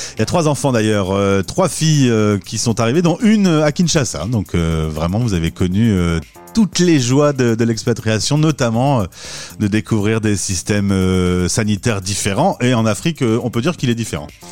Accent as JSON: {"language": "French", "country": "France", "said": "nous, on a nos petites habitudes hein, franco-françaises"}